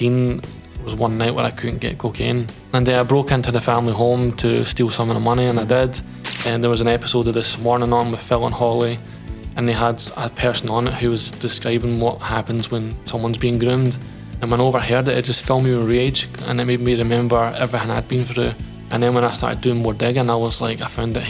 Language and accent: English; Livingston, Scotland, United Kingdom; We grew up in Ladywell, which is an area we love, but recognised as socially deprived